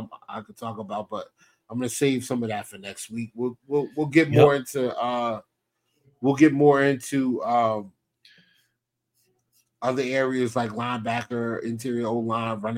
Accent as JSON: {"language": "English", "region": "New Jersey", "country": "United States", "said": "I'm from Jersey"}